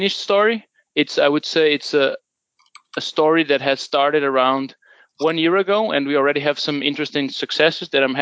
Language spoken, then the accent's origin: English; Portugal; moved away as an adult; now in Denmark; I'm originally from Portugal, but I've been living in Denmark for almost